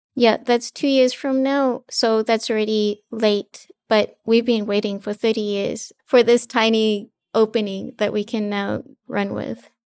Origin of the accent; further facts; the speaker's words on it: Fiji; I'm actually from Fiji, so I'm from a small island developing state in the Pacific